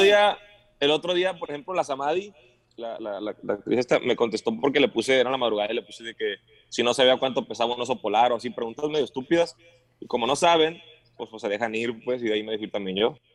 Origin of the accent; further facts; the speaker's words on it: Guadalajara, Jalisco, Mexico; Pues soy tequilero, pues soy de Guadalajara